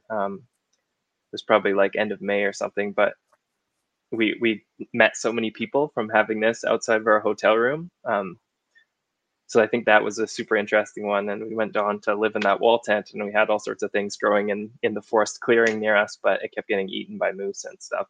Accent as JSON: {"language": "English", "area": "Okanagan", "region": "British Columbia", "country": "Canada", "tie": "born or raised there", "moved": "yes", "said": "i grew up in the okanagan in british columbia"}